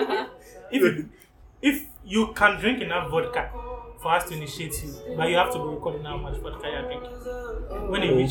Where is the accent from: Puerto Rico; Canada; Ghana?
Ghana; Yeah, I'm Ghanaian. I consider myself half Ghanaian, half Russian.